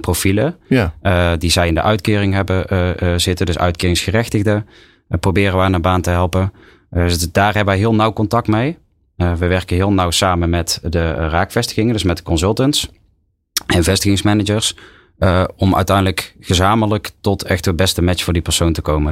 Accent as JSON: {"language": "Dutch", "town": "Tilburg", "region": "North Brabant", "country": "Netherlands", "accent": "Brabant", "said": "Ik kom zelf uit Tilburg"}